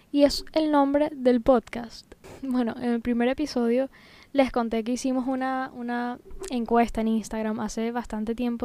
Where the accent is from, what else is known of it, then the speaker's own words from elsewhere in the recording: Venezuela; moved away as an adult; now in Tenerife, Spain; yo soy venezolana, pero desde hace casi seis años estoy viviendo en España, concretamente en Tenerife, en las Islas Canarias